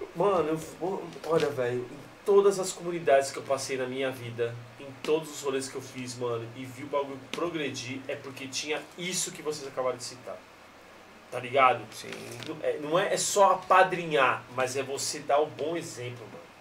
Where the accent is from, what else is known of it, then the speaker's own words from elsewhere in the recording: São Paulo, Brazil; aqui na nossa região de Itaquera